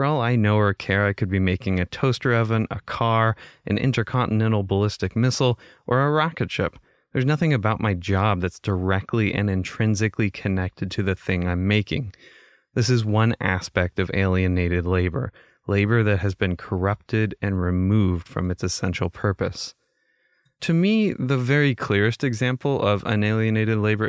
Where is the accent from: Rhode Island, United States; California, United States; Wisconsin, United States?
California, United States; Chico; my hometown of Chico, California